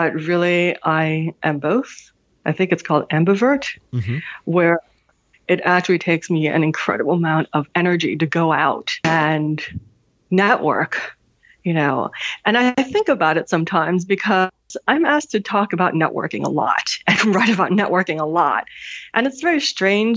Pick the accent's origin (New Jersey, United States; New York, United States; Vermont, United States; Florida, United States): New York, United States; New York City; also born or lived in Hanover, New Hampshire; I am a Manhattan girl. Mm-hmm. I grew up in New York City